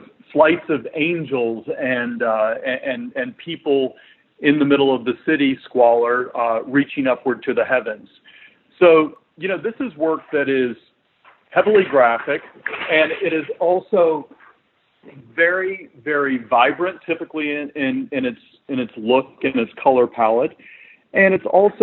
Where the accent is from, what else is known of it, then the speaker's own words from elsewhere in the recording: Chattanooga, Tennessee, United States; we're originally from Chattanooga, Tennessee, in the Southeast